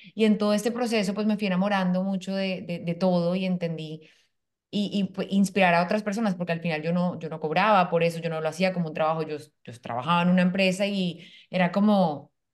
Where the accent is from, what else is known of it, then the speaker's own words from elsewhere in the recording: Colombia; moved away as an adult; now in Panama; yo soy colombiana, vivo en Panamá hace dos años